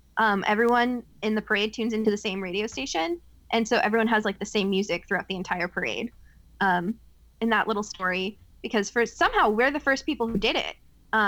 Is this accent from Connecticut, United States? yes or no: yes; Willimantic, Connecticut, United States; moved away; So my hometown, small little town in Connecticut, we're right off of a tributary of the Connecticut River. It's a town called Willimantic